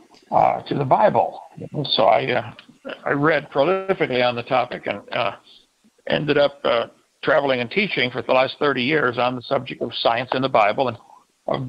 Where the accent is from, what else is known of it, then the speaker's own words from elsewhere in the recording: East Peoria, Illinois, United States; now in Lenox, Alabama, United States; I was raised in East Peoria, Illinois.